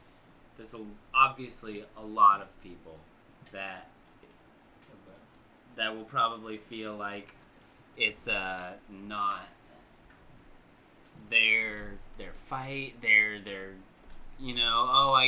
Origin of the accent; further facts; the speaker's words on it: Long Beach, California, United States; also born or lived in Idaho / Orange County, California; now in Southern Oregon, United States; I grew up in Long Beach, California